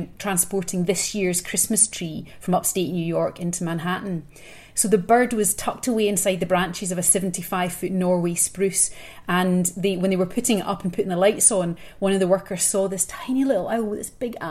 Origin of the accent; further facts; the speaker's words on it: Scotland, United Kingdom; being a Scot myself